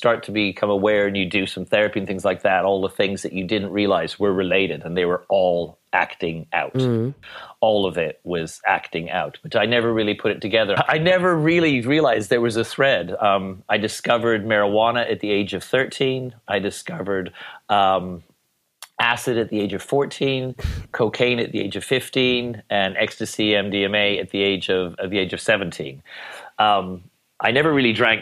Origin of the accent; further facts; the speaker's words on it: Edmonton, Alberta, Canada; moved away as an adult; also born or lived in Toronto / London; now in Ibiza, Spain; I moved from Edmonton to Toronto when I was 18